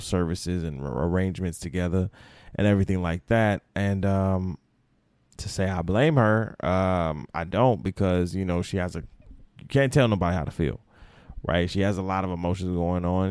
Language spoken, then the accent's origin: English; Florida, United States; moved away; also born or lived in Grand Rapids, Michigan; I'm from Florida.